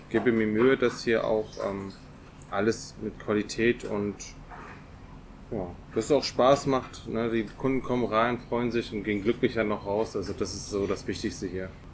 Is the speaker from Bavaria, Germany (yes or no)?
no; Paderborn, North Rhine-Westphalia, Germany; gebürtiger Paderborner